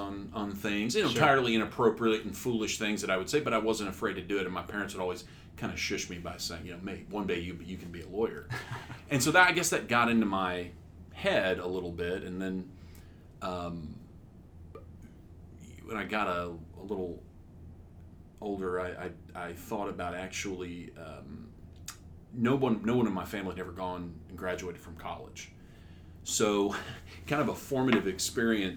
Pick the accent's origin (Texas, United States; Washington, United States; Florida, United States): Texas, United States; Humble; also born or lived in Houston, Texas; I was born in Houston, Texas. I grew up in Humble, Texas, which is north of Houston, about 20 miles